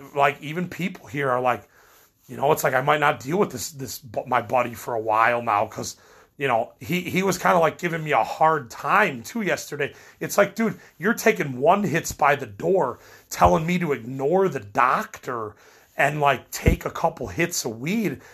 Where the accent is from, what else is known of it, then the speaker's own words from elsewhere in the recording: Midwest, United States; I'm from the Midwest